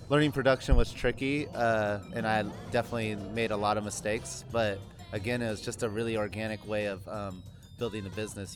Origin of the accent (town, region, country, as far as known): Sacramento, California, United States